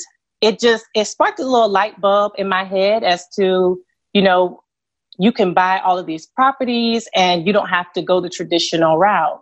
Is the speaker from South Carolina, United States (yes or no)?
yes; Columbia, South Carolina, United States; I grew up in Columbia, South Carolina, in a single parent household